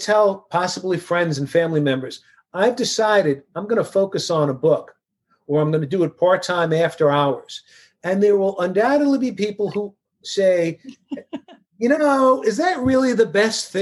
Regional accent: New York City, New York, United States; I grew up in Queens, New York.

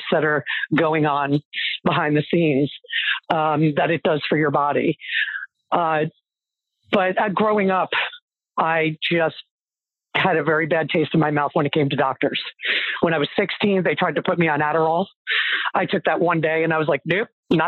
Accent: New Jersey, United States; I am from New Jersey, born and bred

